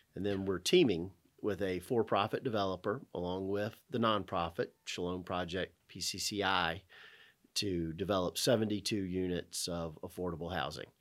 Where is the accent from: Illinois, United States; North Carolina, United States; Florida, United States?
North Carolina, United States; Winston-Salem; I was born in Winston-Salem, born in Baptist Hospital